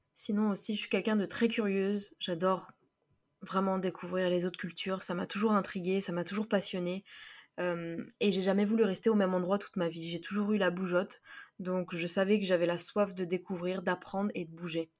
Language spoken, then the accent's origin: French; Paris, Île-de-France, France; also born or lived in Florida, United States; je viens de Paris, France